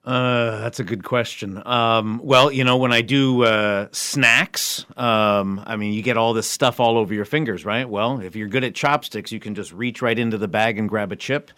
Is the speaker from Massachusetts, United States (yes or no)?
yes; Springfield, Massachusetts, United States; moved away as an adult; also born or lived in Shanghai, China; I'm originally here from Springfield